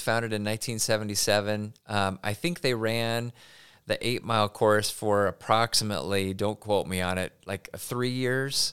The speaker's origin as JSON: {"language": "English", "town": "Pullman", "region": "Washington", "country": "United States", "tie": "born or raised there", "lives_now": "Spokane, United States", "said": "I'm a Pullman kid, born and raised"}